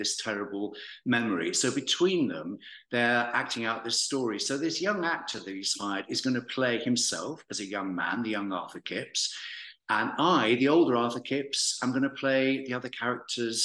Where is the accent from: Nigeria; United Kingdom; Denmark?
United Kingdom; Walsall, West Midlands; moved away as an adult; I was born in Warsaw. For anyone who knows it well, I was born on the Beachdale Estate in Karma. And, we lived there until I was 10, and then we moved to little Bloxwich in the north of Warsaw. So I was there till I was 18